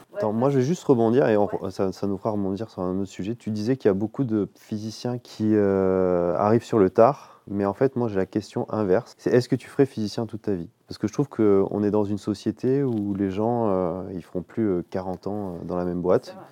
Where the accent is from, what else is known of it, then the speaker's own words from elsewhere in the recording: Menton, Provence-Alpes-Côte d'Azur, France; moved away as an adult; also born or lived in Marseille / Lyon / Nice; now in Champagne, France; j'ai grandi dans le sud-est, j'ai grandi à Menton.